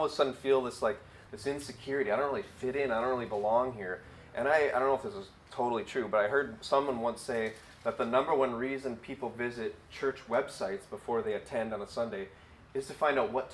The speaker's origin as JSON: {"language": "English", "region": "Wisconsin", "country": "United States", "moved": "as an adult", "lives_now": "Illinois, United States", "said": "We're from Wisconsin"}